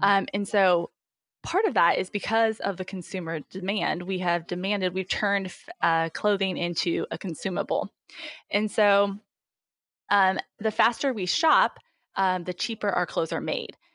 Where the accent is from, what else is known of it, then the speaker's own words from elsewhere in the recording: Indiana, United States; moved away as an adult; also born or lived in Memphis, Tennessee / Pennsylvania; now in Cincinnati, United States; I am originally from Indiana